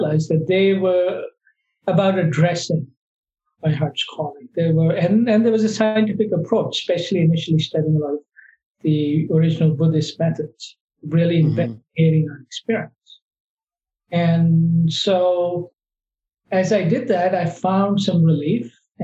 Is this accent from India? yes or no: yes; India; moved away as an adult; now in United States; I grew up in India and I left India and came to the US to study further.